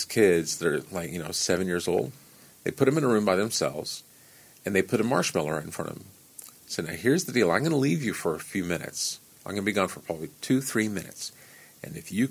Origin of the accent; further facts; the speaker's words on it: Canyon, Texas, United States; moved away as an adult; also born or lived in Dallas, Texas / Washington, D.C. / New York City / Los Angeles; now in Columbia, Tennessee, United States; I had a 76 Porsche 911 in storage in my hometown in Canyon